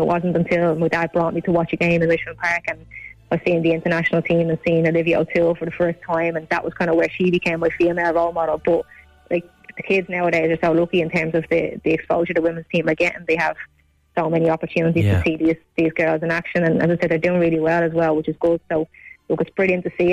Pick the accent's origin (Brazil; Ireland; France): Ireland; as Irish people